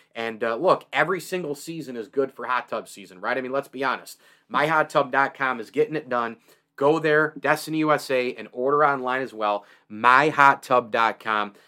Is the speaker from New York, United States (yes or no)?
yes; Central New York, United States; I grew up in Central New York.